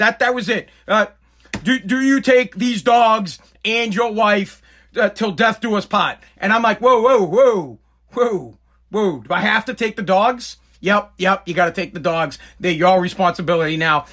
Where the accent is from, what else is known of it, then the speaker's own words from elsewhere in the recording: Woburn, Massachusetts, United States; I'm from New England. I'm from Boston. Well, I'm from Woburn